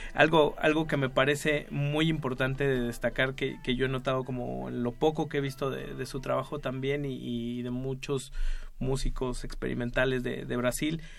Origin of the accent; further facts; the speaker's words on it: Mexico; como decimos acá en México, le campechanean, mezclan.